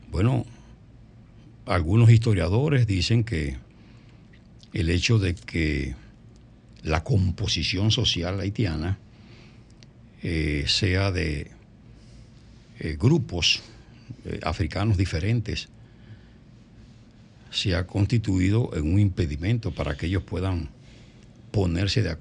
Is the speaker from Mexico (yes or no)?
no; Dominican Republic; de la única manera que como dominicanos podemos seguir